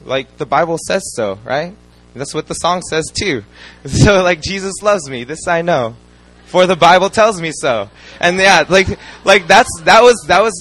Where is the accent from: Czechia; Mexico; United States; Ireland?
United States; moved away as an adult; also born or lived in Philippines (ancestry); now in Korea; I'm Chinese Filipino American